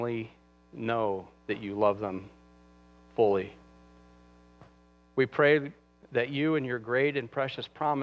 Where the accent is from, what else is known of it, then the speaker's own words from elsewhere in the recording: United States; we as American Christians, we live in such comfort